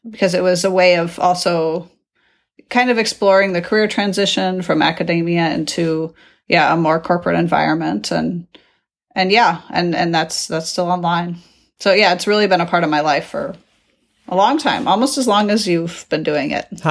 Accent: United States; moved away as an adult; now in Netherlands; my experience being an American abroad

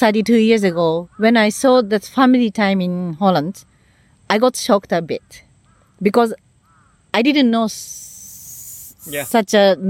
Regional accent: Japan; first language Japanese; English is a second language; moved away as an adult; also born or lived in Netherlands; I couldn't speak any English, any Dutch, nothing, only Japanese. And I was living in a village.

